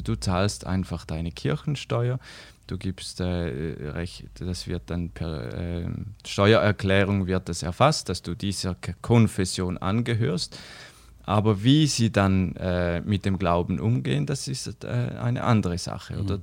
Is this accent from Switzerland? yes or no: yes; Switzerland; bei uns in der Schweiz